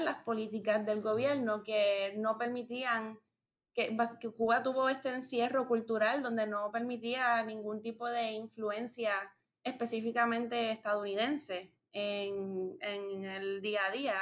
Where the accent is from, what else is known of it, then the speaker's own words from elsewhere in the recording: Puerto Rico; nos concierne a nosotros como sociedad puertorriqueña